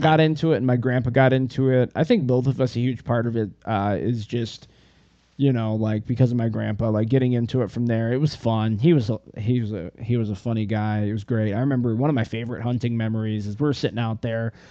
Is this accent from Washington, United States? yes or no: no; Northern Michigan, United States; I'm from Northern Michigan